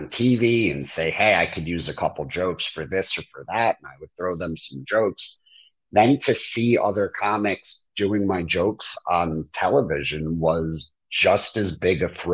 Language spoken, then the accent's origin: English; East Brunswick, New Jersey, United States; I grew up in East Brunswick, and then I lived in New Brunswick for years